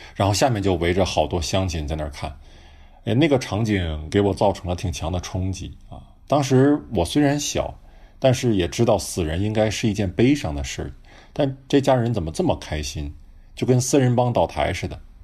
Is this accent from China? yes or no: yes; Yingkou, Liaoning, China; 我的老家在辽宁营口，啊，是一个很小的海滨城市